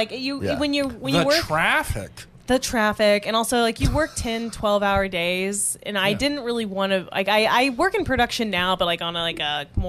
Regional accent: Indiana, United States; now in Chicago, United States; I'm from Indiana.

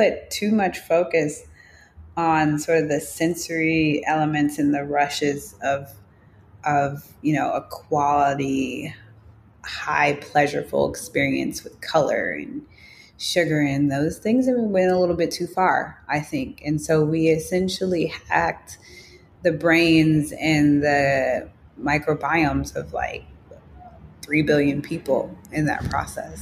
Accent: Chicago, Illinois, United States; growing up in Chicago

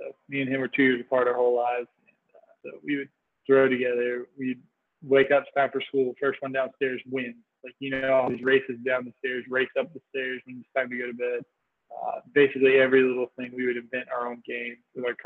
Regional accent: Fuquay-Varina, North Carolina, United States; I'm from Fuquay's Arena, North Carolina. It's a small town about 45 minutes outside of Raleigh. And yeah, it's just basically where I've grown up my whole life

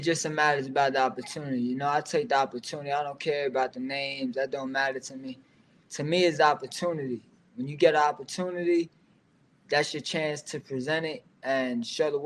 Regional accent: New York City, New York, United States; From Staten Island, New York. I grew up in Park Hill

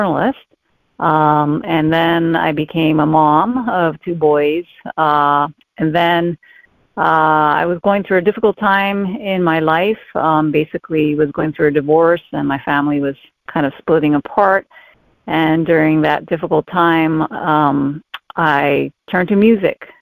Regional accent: Hawaii, United States; first language English; Growing up in Hawaii, I started out with ballet

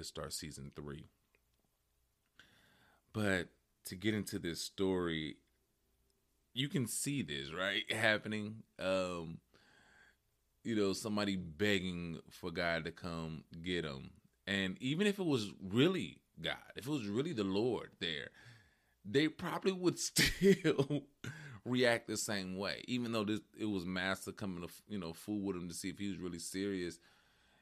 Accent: West Coast, United States; I grew up in on the West Coast

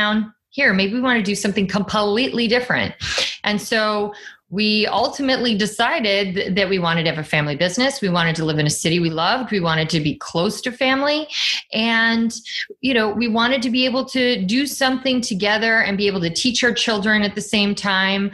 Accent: Chicago, Illinois, United States; I'm from Chicago

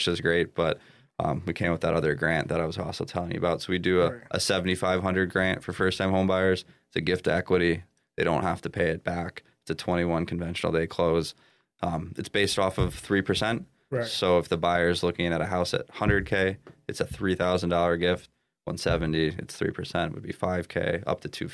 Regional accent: Birmingham, Michigan, United States; I'm from Birmingham originally

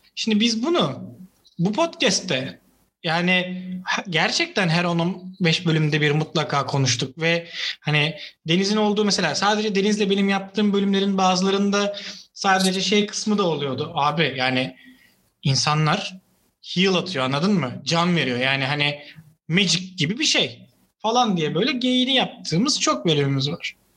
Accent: Istanbul, Turkey; Bir İstanbullu olarak

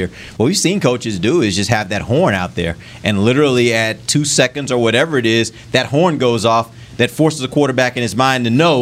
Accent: Texas, United States; In Texas, we say one alligator, two alligator

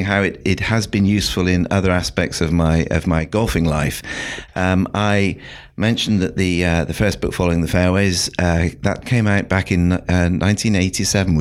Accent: South West England, United Kingdom; now in London, United Kingdom; I'm from London. I live in London now. I actually grew up in the West Country of England

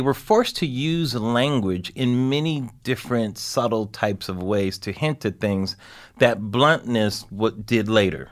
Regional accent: Southern California, United States; I'm from Southern California

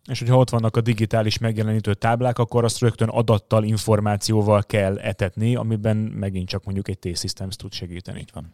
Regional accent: Hungary; moved away; also born or lived in Budapest agglomeration; vidéken nőttem fel

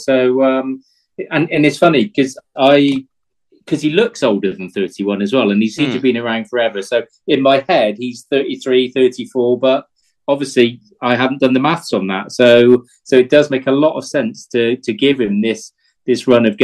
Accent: England, United Kingdom; being English

